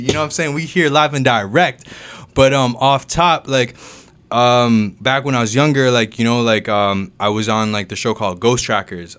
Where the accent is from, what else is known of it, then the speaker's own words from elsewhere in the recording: Mississauga, Ontario, Canada; also born or lived in Jamaica / Kingston, Jamaica; I grew up in Mississauga, um, I was born in Jamaica, though.